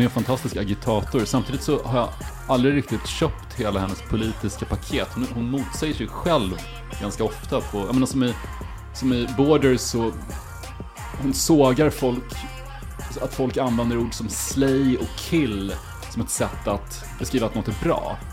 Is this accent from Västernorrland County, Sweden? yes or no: no; Karlskoga, Örebro County, Sweden; hemma i Karlskoga